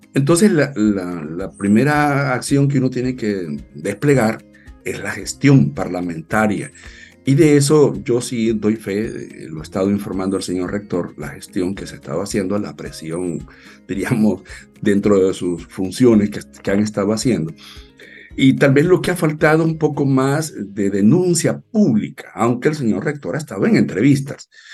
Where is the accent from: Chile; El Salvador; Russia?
El Salvador; nuestro pueblo